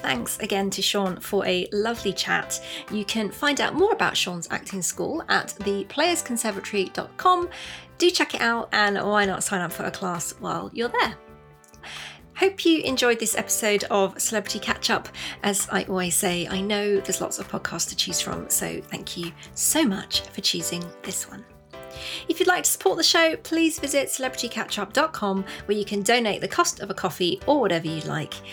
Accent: England, United Kingdom; we're English

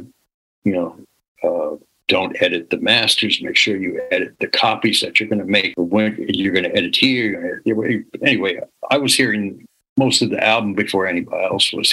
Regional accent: New York City, New York, United States; I'm born and raised in New York City.

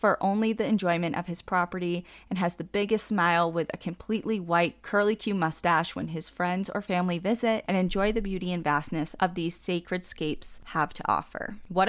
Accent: San Diego, California, United States; I grew up in San Diego, hunting snakes during the day and scorpions at night in the desert badlands of Borrego Springs and Ocotillo Wells.

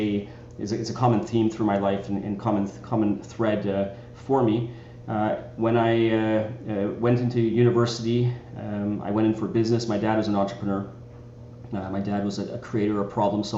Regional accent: Richmond Hill, Ontario, Canada; I grew up in Toronto, just a little bit north of Toronto, in a little town called Richmond Hill

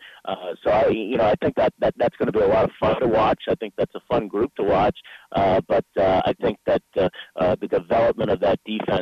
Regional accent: Boston, Massachusetts, United States; moved away; I grew up in Boston

